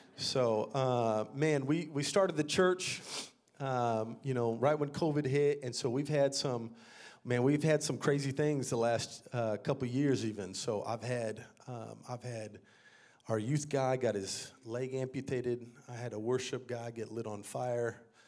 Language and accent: English; San Antonio, Texas, United States; moved away as an adult; also born or lived in Dallas-Fort Worth, Texas; now in Brooklyn, New York, United States; I grew up here in Texas, actually.